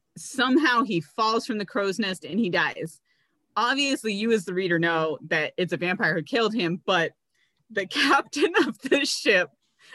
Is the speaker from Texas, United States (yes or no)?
no; North Carolina, United States; we grew up in North Carolina.